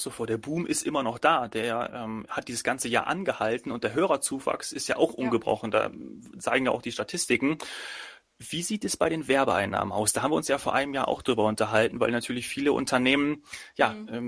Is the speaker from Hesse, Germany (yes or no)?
yes; Hesse, Germany; moved away; Ich komme ja aus Hessen und wenn ich dann zu Hause bin, dann habe ich da meinen Radiosender bei meinen Eltern. Ich kenne die, jetzt wohne ich seit zehn Jahren in Bayern